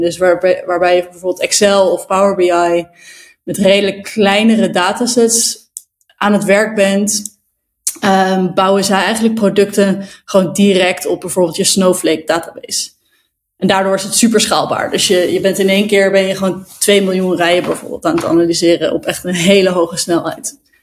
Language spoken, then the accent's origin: Dutch; Zwolle, Overijssel, Netherlands; now in Amsterdam, Netherlands; ik kom uit Zwolle, daar ben ik geboren